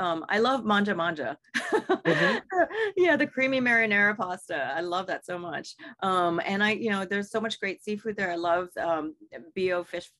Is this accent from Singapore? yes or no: yes; Singapore; You know, I come from Singapore, a culture of really great food